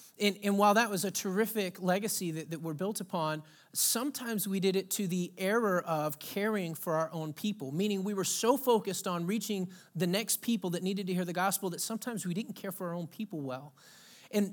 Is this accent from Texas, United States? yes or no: yes; Texas, United States; now in Pacific Northwest, United States; I come from a rich Southern heritage. I was born and raised in Texas. My dad grew up in Pine Ridge, Mississippi, which he always says is an old Indian term for land of the redneck. And my mom's from Athens, Georgia.